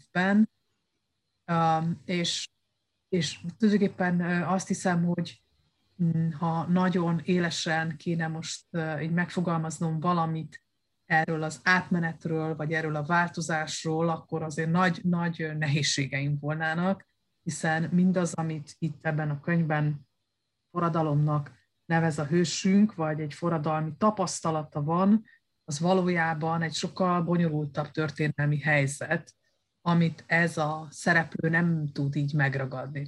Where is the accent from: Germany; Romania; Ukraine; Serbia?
Romania; moved away as an adult; also born or lived in Hungary / Spain; ez a romániai eh, diktatúra, amiben nevelkedtem